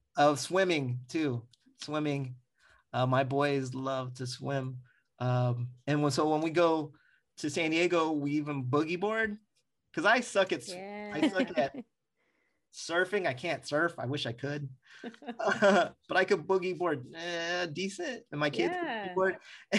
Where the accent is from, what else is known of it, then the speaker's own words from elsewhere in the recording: Philippines; you know, I'm Filipino, so I gotta go to Tita's kitchenette and get so food.